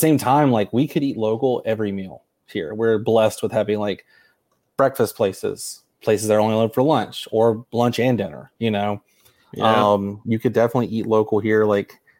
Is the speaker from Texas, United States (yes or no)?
no; Mississippi, United States; we're from Mississippi